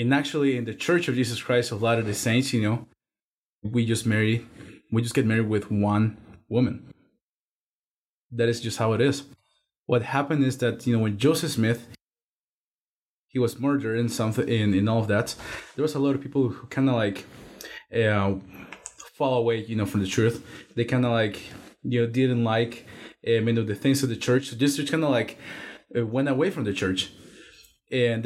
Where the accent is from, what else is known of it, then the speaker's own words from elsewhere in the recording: Guatemala City, Guatemala Department, Guatemala; moved away; I am from Guatemala City.